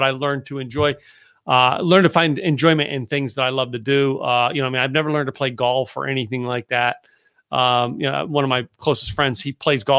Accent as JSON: {"language": "English", "region": "Pennsylvania", "country": "United States", "tie": "born or raised there", "also_born_or_lived": "Massachusetts / New Hampshire", "moved": "yes", "said": "I grew up in Pennsylvania."}